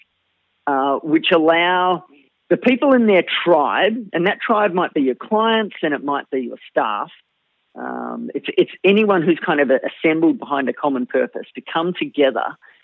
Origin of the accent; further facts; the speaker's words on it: Melbourne, Victoria, Australia; I was born almost in the car park, in fact, of a hospital in Melbourne, Australia